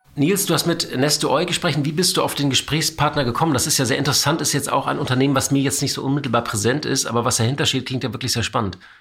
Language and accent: German; Hamburg, Germany; Ich bin Hamburger